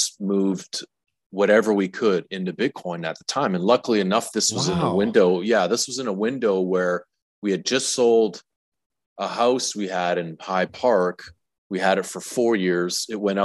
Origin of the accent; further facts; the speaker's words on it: Alberta, Canada; moved away as an adult; also born or lived in Saskatchewan / Toronto; now in Tulum, Mexico; I'm a Saskatchewan native. I grew up in Alberta. I spent the last 20 years in Toronto